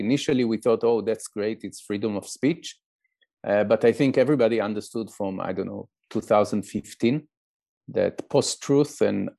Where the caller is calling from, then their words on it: Israel; we can speak now, you speaking from France and I'm speaking from Israel.